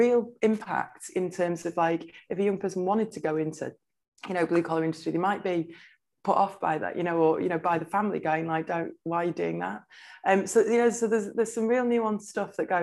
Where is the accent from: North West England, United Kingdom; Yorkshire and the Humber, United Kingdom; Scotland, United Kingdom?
North West England, United Kingdom; Blackpool; I grew up in Blackpool